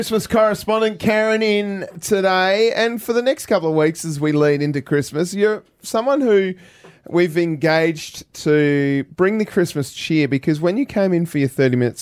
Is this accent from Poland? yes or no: no; Australia; We're Australian.